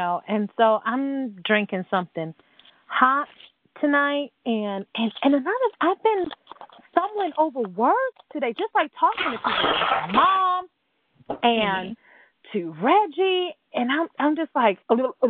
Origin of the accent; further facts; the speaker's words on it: New York, United States; moved away; I'm from New York.